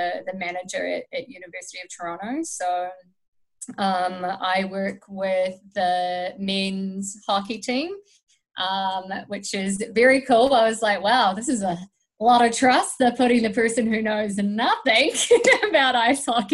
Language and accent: English; Stratford, Taranaki, New Zealand; moved away as an adult; now in Canada; I'm from New Zealand, and I've been in Canada for nearly 3 years.